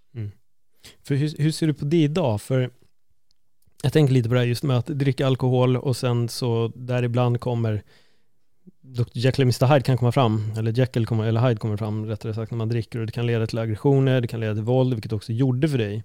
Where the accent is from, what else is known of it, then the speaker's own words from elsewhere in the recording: Stockholm, Stockholm County, Sweden; vi är ju från Stockholm, det är inte så jättestort